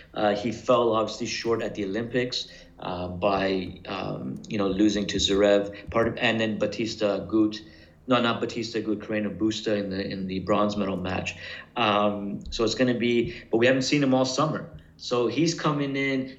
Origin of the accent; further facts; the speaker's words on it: Canada; I'm from Canada